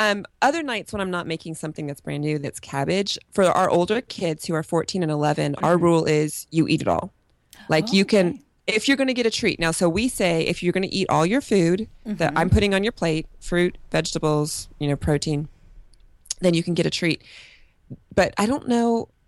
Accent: Kentucky, United States; also born or lived in Cincinnati, Ohio; So I was born in Cincinnati, which is... Yes, I actually lived in Northern Kentucky.

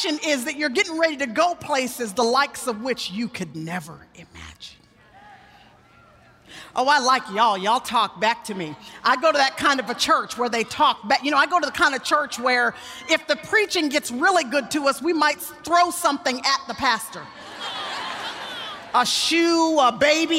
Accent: Dallas, Texas, United States; in Dallas, Texas, which is where I still live, and where I was born and raised

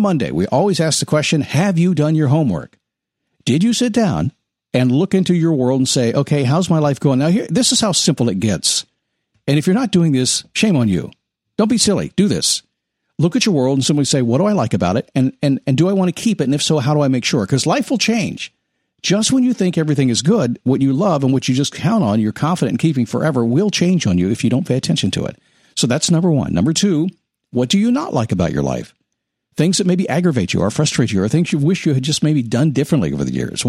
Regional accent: Washington, District of Columbia, United States; I'm a son of a Navy chief, a military brat. I grew up in the Washington, D.C. area.

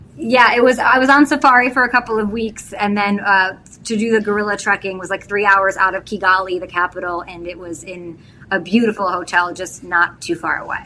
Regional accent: Chicago, Illinois, United States; moved away as an adult; also born or lived in St. Louis; I'm from Chicago

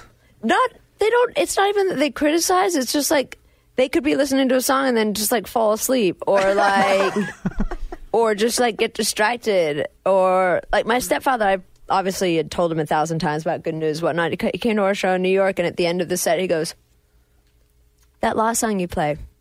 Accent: England, United Kingdom; now in United States; I, am English

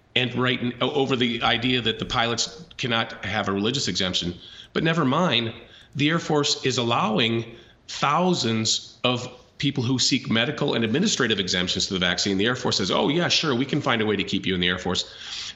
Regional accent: Kansas, United States; my home state

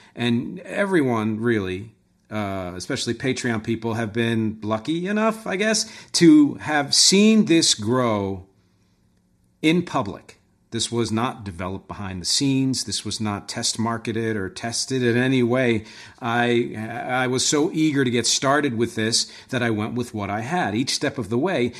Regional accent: Philadelphia, Pennsylvania, United States; moved away; I'm from Philly originally

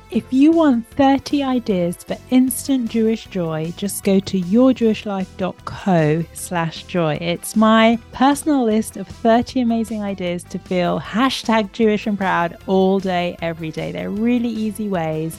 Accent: London, United Kingdom; also born or lived in Israel; I grew up in London with Israeli mother, Ing, uh, Sephardi, and a, and a British Ashkenazi father

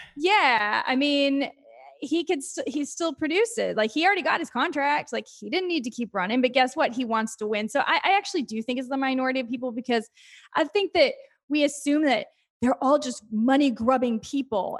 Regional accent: Texas, United States; moved away as an adult; now in New York, United States; I'm from Texas

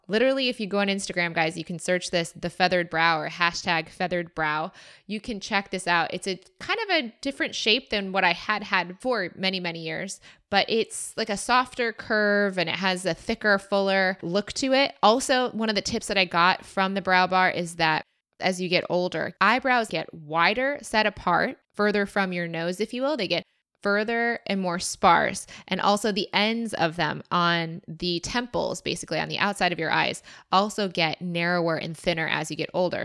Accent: Michigan, United States; moved away; I said I was from Michigan

